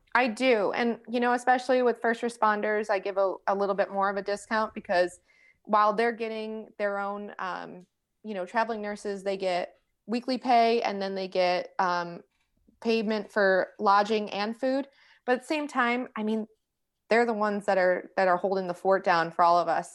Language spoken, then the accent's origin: English; New York, United States; now in Charlotte, United States; I'm from New York, so I do talk with my hands.